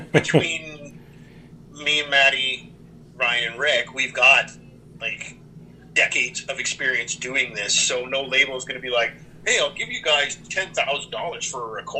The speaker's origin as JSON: {"language": "English", "area": "Niagara", "region": "Ontario", "country": "Canada", "tie": "born or raised there", "said": "I grew up in Niagara."}